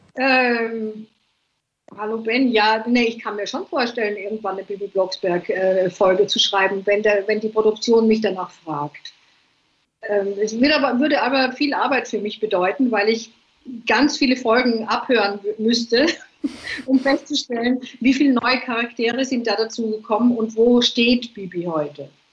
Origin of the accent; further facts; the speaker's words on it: Vienna, Austria; also born or lived in England; now in Ibiza, Spain; Ich bin eine Wienerin eigentlich